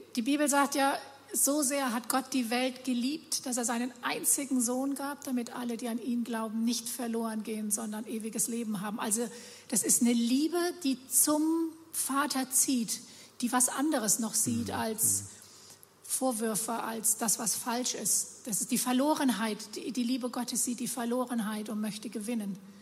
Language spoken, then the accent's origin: German; Germany; Wir Deutsche